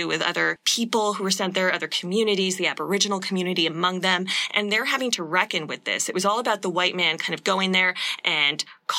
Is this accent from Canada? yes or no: yes; Canada; as we are Canadian